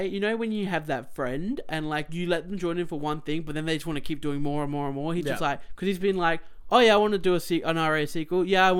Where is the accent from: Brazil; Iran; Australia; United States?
Australia; we're Australian.